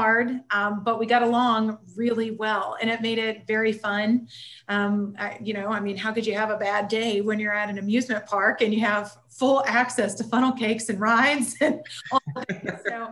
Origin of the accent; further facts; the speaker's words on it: Indiana, United States; moved away as an adult; now in Cincinnati, United States; I'm from Indiana